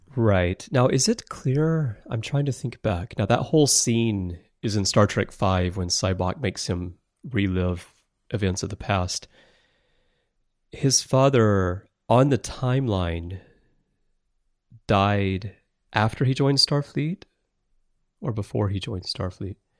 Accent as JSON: {"language": "English", "region": "Alabama", "country": "United States", "moved": "as an adult", "lives_now": "Tokyo, Japan", "said": "I'm originally from Alabama and I wandered very far astray here to Tokyo"}